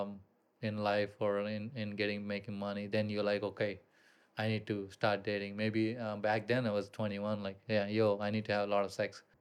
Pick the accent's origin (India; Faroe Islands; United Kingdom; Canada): India; moved away as an adult; also born or lived in Columbus, Ohio, United States; now in Bali, Indonesia; I grew up in India